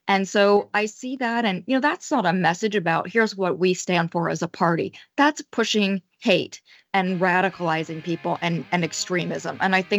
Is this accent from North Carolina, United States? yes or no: no; Detroit, Michigan, United States; I'm from Detroit.